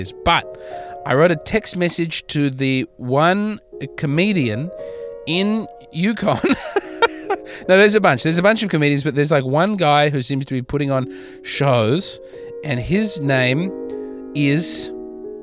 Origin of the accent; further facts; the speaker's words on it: Adelaide, South Australia, Australia; I'm a comedian from Adelaide, Australia